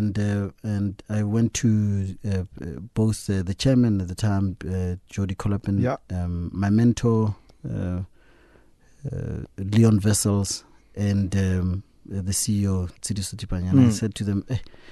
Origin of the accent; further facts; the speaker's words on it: Klerksdorp, North West, South Africa; Kuma in Klerksdorp.